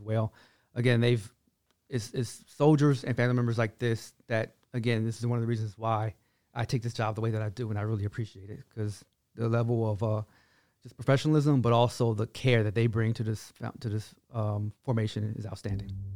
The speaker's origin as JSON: {"language": "English", "town": "Washington", "region": "District of Columbia", "country": "United States", "moved": "yes", "lives_now": "Fort Hood, Texas, United States", "said": "I'm from Washington, D C, which I am"}